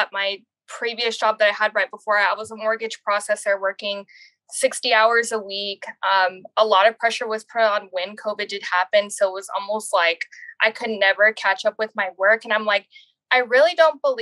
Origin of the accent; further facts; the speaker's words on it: San Antonio, Texas, United States; I'm from San Antonio, Texas.